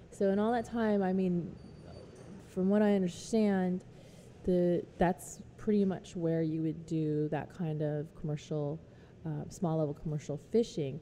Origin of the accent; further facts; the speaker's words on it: Southern California, United States; now in New Orleans, United States; when I grew up in Southern California, uh, I I grew up Buddhist